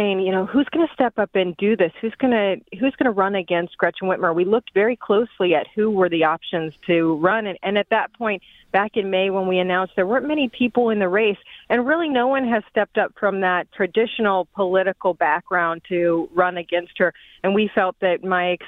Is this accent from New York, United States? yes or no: no; Norton Shores, Michigan, United States; I am from the Muskegon area. I'm from Norton Shores